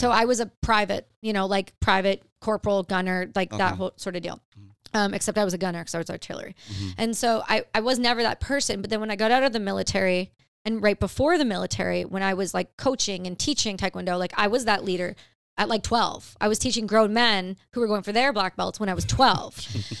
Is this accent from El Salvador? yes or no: no; Ontario, Canada; I grew up in Canada in Ontario. Really, really small town.